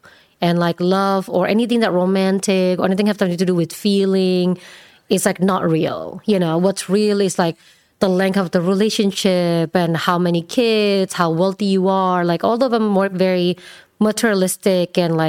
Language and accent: English; Indonesia; English is a second language; moved away as an adult; now in United States; Originally? Indonesia.